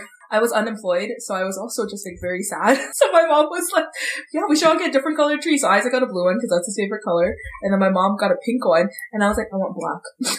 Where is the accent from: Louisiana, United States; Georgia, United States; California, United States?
California, United States; moved away